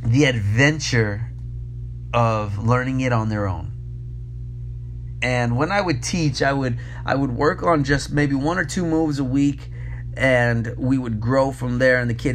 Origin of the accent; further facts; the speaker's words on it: New York City, New York, United States; moved away; Being born and raised in New York City, coming up and breaking in New York, and then moving and traveling the world